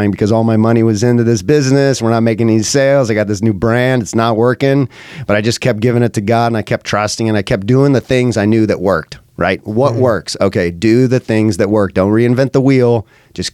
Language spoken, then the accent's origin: English; Salem, Oregon, United States; I grew up in Salem, Oregon. Been a long time Oregonian